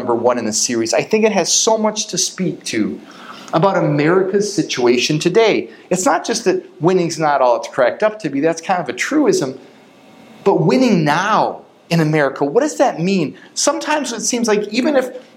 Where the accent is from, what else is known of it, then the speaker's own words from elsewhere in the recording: Chicago, Illinois, United States; we grew up in the Chicago suburbs and went to school in Chicago